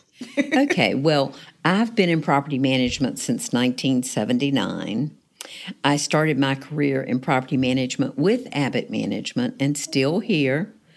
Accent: Raleigh, North Carolina, United States; moved away as an adult; now in Newport News, United States; originally, it was in North Carolina

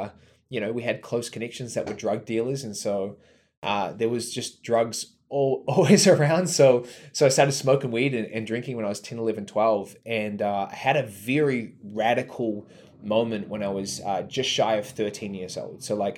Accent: New Zealand; Dude, so I grew up here in New Zealand, which I think is an important note because it's radically different to a lot of the world.

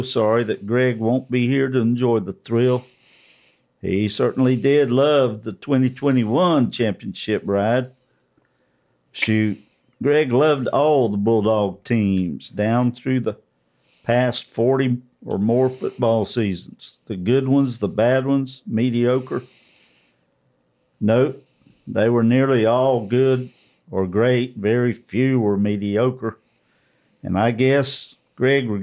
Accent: Waycross, Georgia, United States; growing up on Dog Hill. Dog Hill was our neighborhood on Mount Pleasant Road, Waycross, Georgia

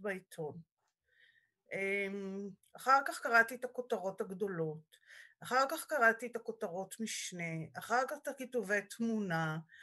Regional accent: Israel; also born or lived in Sweden; בעלי ואני נולדנו בקיבוץ

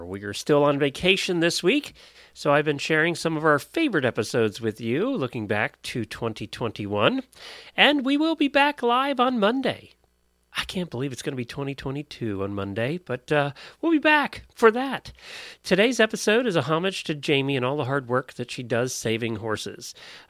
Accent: Ocala, Florida, United States; from Ocala, Florida.

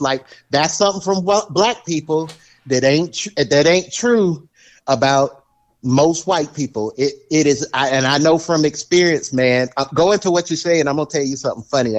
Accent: the South, United States; I'm from the South

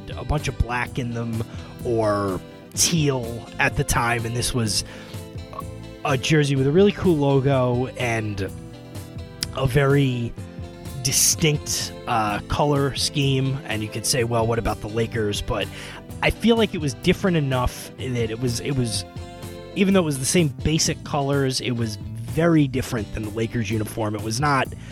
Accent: suburban New York area, United States; as you might be able to tell from my accent, I grew up in the suburban New York area

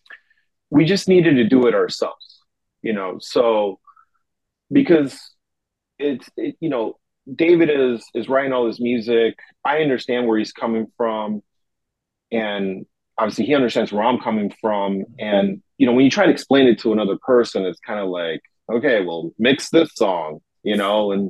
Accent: Uruguay; also born or lived in Chicago; now in Tokyo, Japan; I'm originally from Uruguay, South America

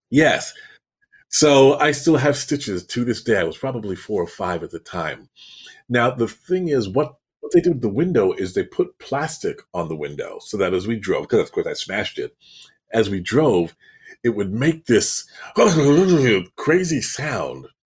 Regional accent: Toronto, Ontario, Canada; now in Florida, United States; I'm from Toronto

